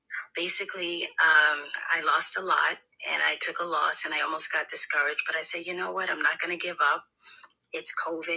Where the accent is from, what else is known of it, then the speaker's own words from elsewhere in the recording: New York City, New York, United States; I'm from Brooklyn, New York